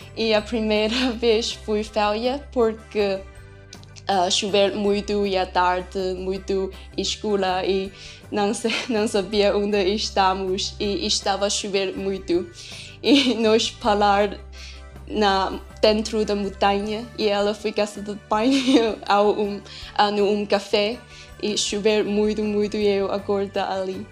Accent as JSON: {"language": "Portuguese", "country": "China", "also_born_or_lived": "Poland", "second_language": "Portuguese", "moved": "as an adult", "lives_now": "Braga, Portugal", "said": "sou da China"}